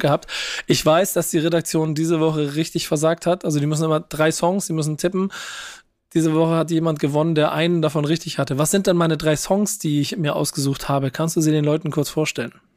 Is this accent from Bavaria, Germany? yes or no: no; Hamburg, Germany; als Hamburger